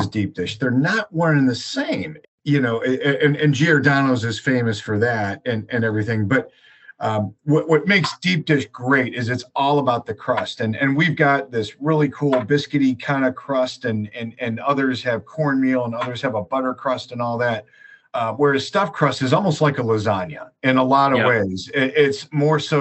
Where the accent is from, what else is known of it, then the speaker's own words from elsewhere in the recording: Chicago, Illinois, United States; moved away as an adult; now in Boston, United States; I actually grew up in Chicago